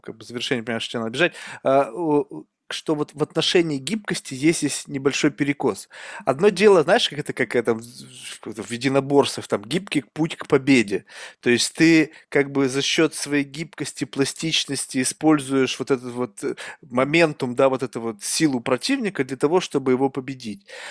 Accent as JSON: {"language": "Russian", "country": "Russia", "tie": "born or raised there", "moved": "yes", "lives_now": "United States", "said": "Я вырос в России, многонациональная страна. Я вообще не знал, что такое расизм до того, пока я не переехал в Америку"}